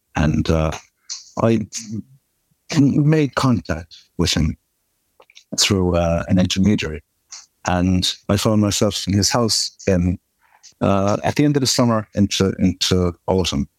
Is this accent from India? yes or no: no; Kerry, Munster, Ireland; I'm from Kerry and we're very proud of our own place here.